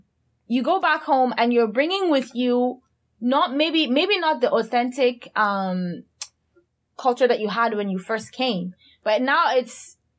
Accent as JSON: {"language": "English", "country": "Cameroon", "moved": "yes", "said": "I'm trying to go back to how I used to talk before I left Cameroon."}